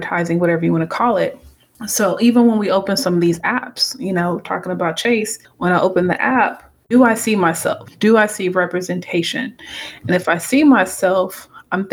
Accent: United States; also born or lived in Atlanta, Georgia / Lubbock, Texas / Houston, Texas / Cameroon (parents); So I was born in the States. So I'm Cameroon American. Grew up between Atlanta, Georgia, in Texas, Lubbock, Texas, Houston, Texas.

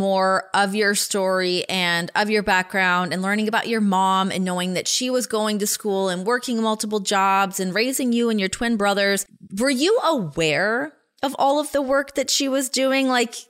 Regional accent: Ajax, Ontario, Canada; I grew up in Ajax.

